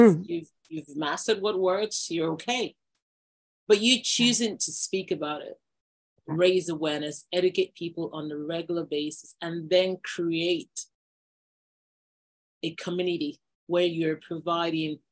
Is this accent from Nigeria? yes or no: yes; Nigeria; I'm from Nigeria.